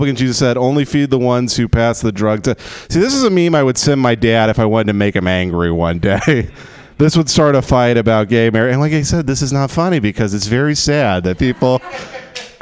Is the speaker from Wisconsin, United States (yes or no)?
no; Texas, United States; now in Los Angeles, United States; I grew up in Texas in the oil fields